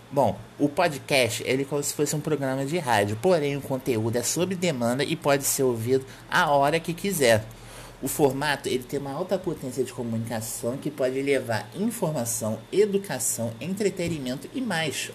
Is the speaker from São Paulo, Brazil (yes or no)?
no; Rio de Janeiro, Brazil; sou natural do Rio de Janeiro